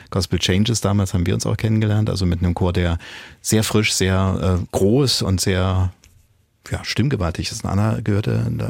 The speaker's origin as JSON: {"language": "German", "region": "North Rhine-Westphalia", "country": "Germany", "moved": "as an adult", "lives_now": "Saxony, Germany", "said": "Ich komme aus Ostwestfalen. Mhm. Und bin seit 2003 hier."}